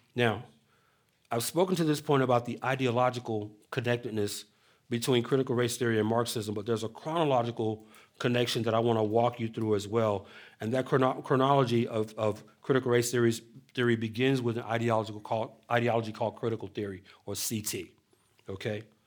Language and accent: English; Atlanta, Georgia, United States; moved away as an adult; I was born and raised in Atlanta